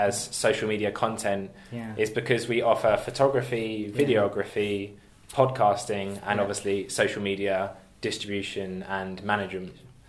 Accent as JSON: {"language": "English", "town": "Dunstable", "region": "East of England", "country": "United Kingdom", "tie": "born or raised there", "moved": "as an adult", "lives_now": "London, United Kingdom", "said": "So, I was born in a town in Dunstable, so that's not far from Luton. Born there."}